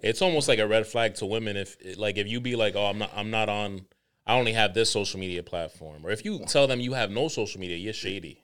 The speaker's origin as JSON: {"language": "English", "country": "Dominican Republic", "said": "I'm the Dominican"}